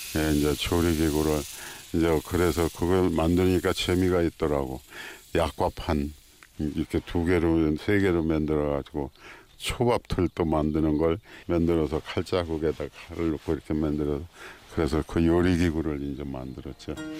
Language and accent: Korean; Cheongju, North Chungcheong, South Korea; moved away; also born or lived in Seoul; 내가 고향이 청주인데